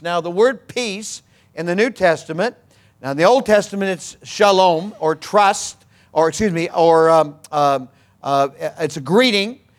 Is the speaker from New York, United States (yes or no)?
no; Missouri, United States; I'm from Missouri